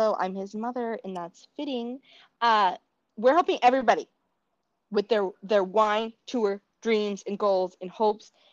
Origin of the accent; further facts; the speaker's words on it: Minnesota, United States; accent: Minnesota; my Minnesota accent